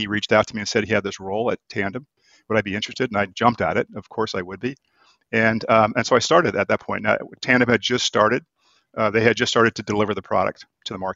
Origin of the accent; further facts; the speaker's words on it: Florida, United States; also born or lived in Boston; now in San Diego, United States; I'm from Florida